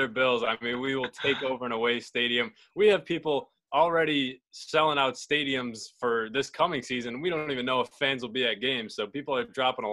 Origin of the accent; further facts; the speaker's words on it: Buffalo, New York, United States; born and raised in Buffalo, New York